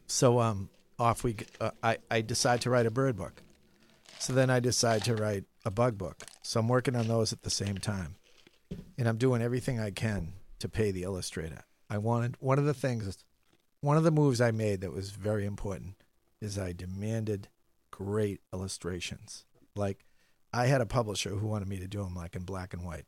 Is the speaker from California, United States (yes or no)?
no; Medford, Massachusetts, United States; also born or lived in Scituate, Massachusetts / Needham, Massachusetts; now in Boston, United States; I grew up in Medford. Spent every summer in Situate.